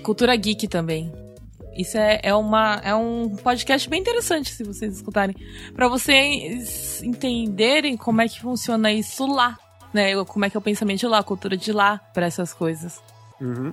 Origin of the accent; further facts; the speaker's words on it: São Paulo, Brazil; moved away as an adult; now in Japan; Eu sou de São Paulo